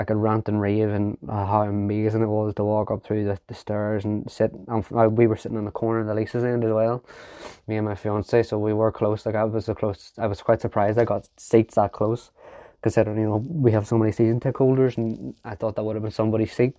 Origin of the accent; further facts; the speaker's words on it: Ireland; I'm from Ireland